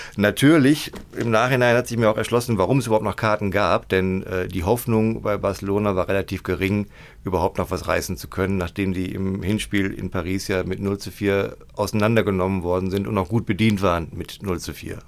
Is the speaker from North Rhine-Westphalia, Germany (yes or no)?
yes; Gladbeck, North Rhine-Westphalia, Germany; Schalke-Fan und äh, gebürtiger Gladbecker